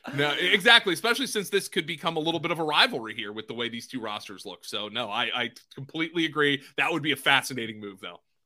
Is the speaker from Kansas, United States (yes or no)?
no; Pennsylvania, United States; I grew up in Pennsylvania, but right across the bridge from New Jersey